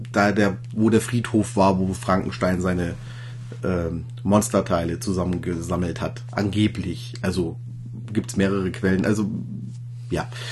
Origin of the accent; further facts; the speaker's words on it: Ingolstadt, Bavaria, Germany; ich stamme ja aus Ingolstadt und ich wohne auch in Ingolstadt